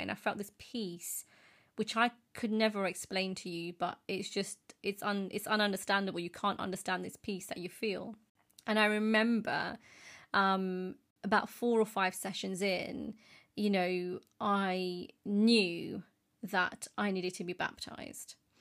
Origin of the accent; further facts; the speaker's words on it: United Kingdom; as British Asians